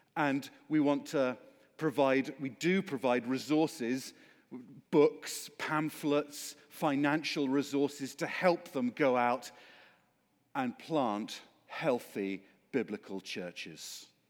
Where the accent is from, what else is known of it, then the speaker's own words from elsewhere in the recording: Oxford, South East England, United Kingdom; the reason I sound like this is because I come from Oxford, England.